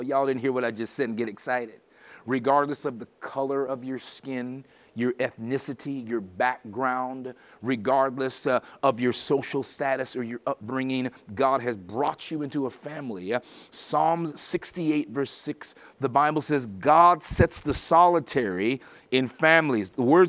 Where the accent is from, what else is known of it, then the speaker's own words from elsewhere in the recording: Birmingham, West Midlands, United Kingdom; born there; And that's how I got to be born in England. Marston Green, 1967. I was born in Birmingham.